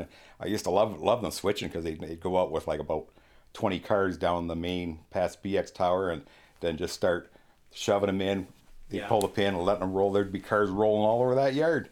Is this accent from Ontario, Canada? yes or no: yes; St. Thomas, Ontario, Canada; I was born in St. Thomas, which, uh, of course, everybody calls the railway city